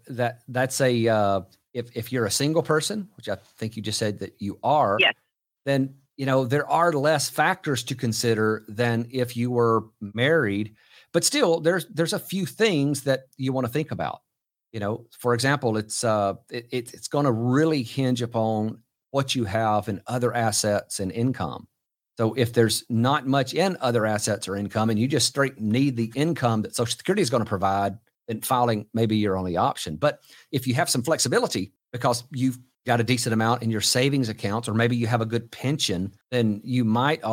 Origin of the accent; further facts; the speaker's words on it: Texas, United States; here in my home state of Texas